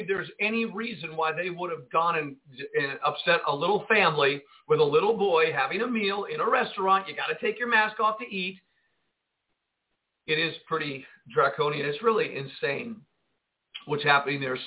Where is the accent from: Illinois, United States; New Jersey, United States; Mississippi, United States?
New Jersey, United States; Jersey City; I grew up in Jersey City, New Jersey